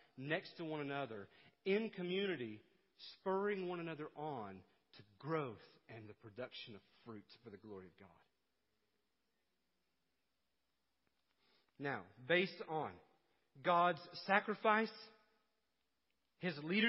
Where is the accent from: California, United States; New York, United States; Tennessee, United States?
Tennessee, United States; East; growing up in East Tennessee